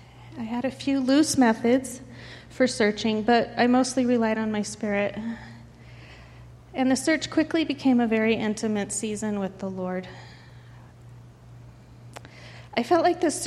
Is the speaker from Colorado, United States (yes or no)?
yes; Denver, Colorado, United States; moved away as an adult; I was raised in Denver